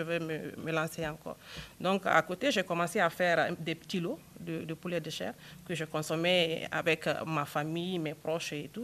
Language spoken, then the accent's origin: French; Guinea; chez moi en Guinée